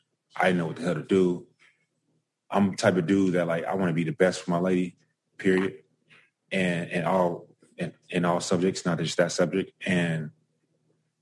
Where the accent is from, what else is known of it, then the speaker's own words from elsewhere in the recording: Dallas, Texas, United States; now in Austin, United States; I'm from Dallas